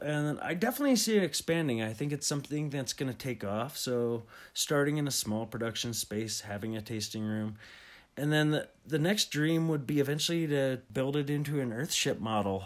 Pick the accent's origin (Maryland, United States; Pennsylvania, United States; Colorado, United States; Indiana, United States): Pennsylvania, United States; I grew up in Pennsylvania